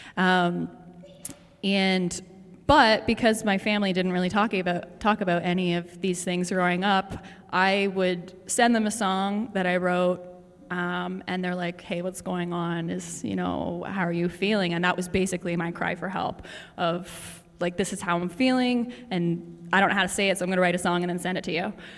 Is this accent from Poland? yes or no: no; Prince Edward Island, Canada; moved away as an adult; now in Toronto, Canada; I'm from Prince Edward Island, and I moved to Toronto when I was 19, which was 10 years ago